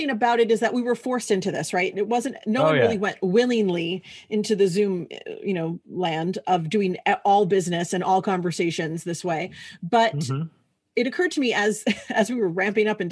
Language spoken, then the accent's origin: English; New York City, New York, United States; moved away; I'm originally from New York, so I'm a New Yorker. That's a big part of my personality. I cuss. That's like, you know, I'm from Brooklyn